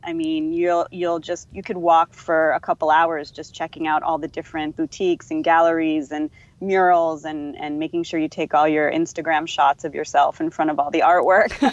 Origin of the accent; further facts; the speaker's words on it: Northeast, United States; moved away as an adult; now in Surfside, United States; I'm not a native, but I've been here like for like 12 years and I, I grew up in the Northeast